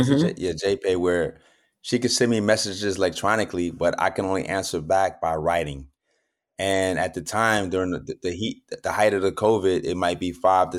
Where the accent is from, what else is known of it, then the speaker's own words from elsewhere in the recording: New York City, New York, United States; moved away; also born or lived in San Quentin, California; because everybody knows I'm from Brooklyn, New York.